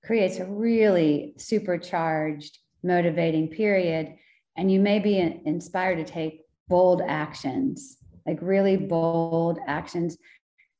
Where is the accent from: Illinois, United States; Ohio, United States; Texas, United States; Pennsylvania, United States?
Pennsylvania, United States; Bucks County; I grew up in Bucks County